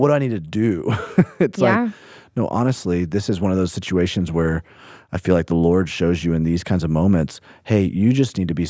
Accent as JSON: {"language": "English", "town": "Birmingham", "region": "Alabama", "country": "United States", "tie": "born or raised there", "said": "Hey, you know, I grew up in Birmingham, Alabama. So country music through and through."}